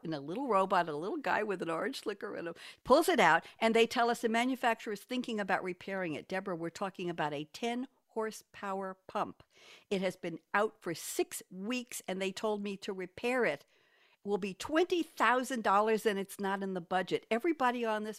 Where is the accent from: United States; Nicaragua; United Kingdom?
United States; New York; moved away as an adult; now in Durham, United States; I'm a New Yorker, born and bred